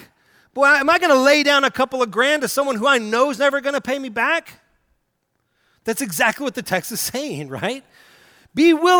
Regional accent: Oklahoma, United States; Now, I grew up in Red State, Oklahoma, Southern Baptist, God and country, flags on the stage, bless our boys kind of place.

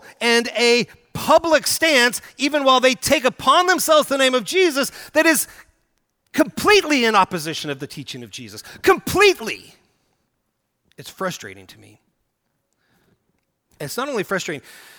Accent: Oklahoma, United States; Now, I grew up in Red State, Oklahoma, Southern Baptist, God and country, flags on the stage, bless our boys kind of place.

